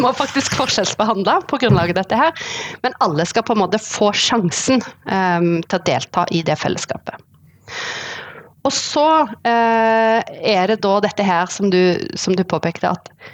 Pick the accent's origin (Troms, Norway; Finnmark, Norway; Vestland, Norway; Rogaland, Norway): Rogaland, Norway; Sandnes-Stavanger area; moved away as an adult; now in Oslo, Norway; Jeg er fra Sandnes-Stavanger-området. Eh, eh, Vokste opp